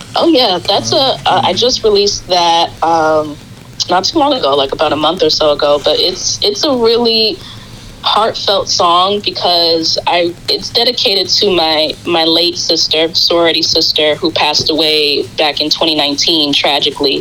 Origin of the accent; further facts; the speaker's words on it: New York City, New York, United States; I'm from Queens, New York, uh, representing Queens